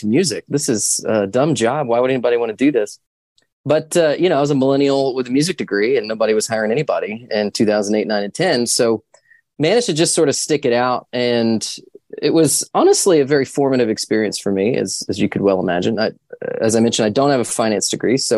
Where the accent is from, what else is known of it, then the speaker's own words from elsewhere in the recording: Central Texas, United States; I grew up in Central Texas on a working cattle ranch